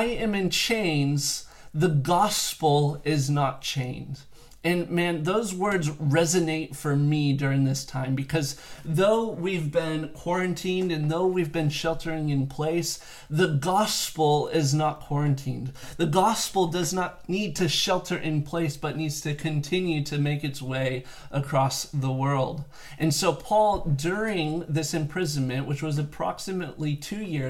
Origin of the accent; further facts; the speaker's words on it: South Bay Area, California, United States; also born or lived in Santa Barbara; now in Palos Verdes, United States; I am originally from the South Bay Area, and for two generations back, I've had family that have lived here in Palos Verdes